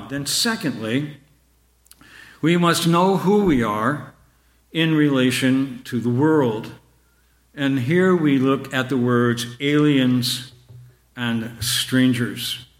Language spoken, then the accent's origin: English; Canada; born there; my parents immigrated from Ireland. And I was born in Canada. And all of my youth, I was very much aware that my parents were aliens and strangers